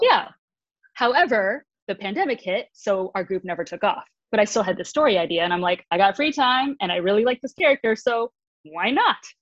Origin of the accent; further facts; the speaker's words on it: Michigan, United States; now in Los Angeles, United States; originally from Michigan, I now live in Los Angeles.